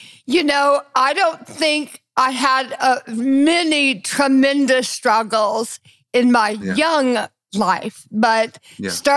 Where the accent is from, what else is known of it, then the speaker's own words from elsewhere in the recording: Deep South, United States; I grew up as a very advantaged white girl in the Deep South